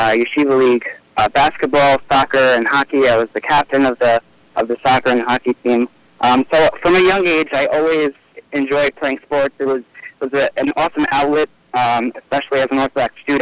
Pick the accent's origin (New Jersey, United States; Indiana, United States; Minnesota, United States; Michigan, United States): New Jersey, United States; Highland Park; I grew up in Highland Park, New Jersey